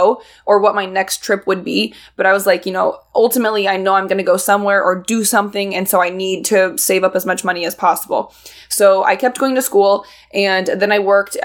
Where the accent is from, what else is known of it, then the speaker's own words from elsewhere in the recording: Indianapolis, Indiana, United States; I was born and raised in Indianapolis, Indiana.